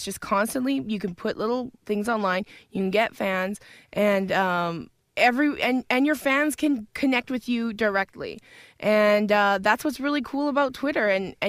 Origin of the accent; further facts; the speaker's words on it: Edmonton, Alberta, Canada; My hometown hosting